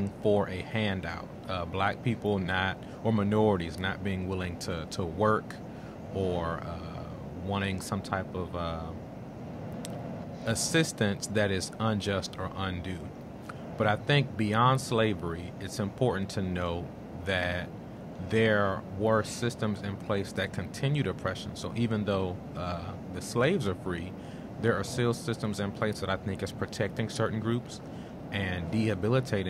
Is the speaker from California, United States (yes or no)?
no; Washington, District of Columbia, United States; I'm originally from Washington, D.C.